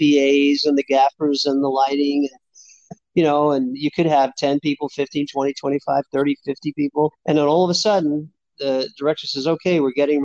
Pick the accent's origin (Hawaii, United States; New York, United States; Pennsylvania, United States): New York, United States; New York City; I grew up in New York City in Hell's Kitchen